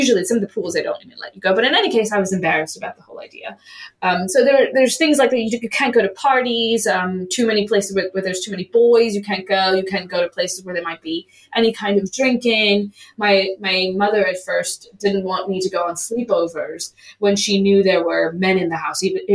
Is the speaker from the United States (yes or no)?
yes; United States; when I was growing up in the United States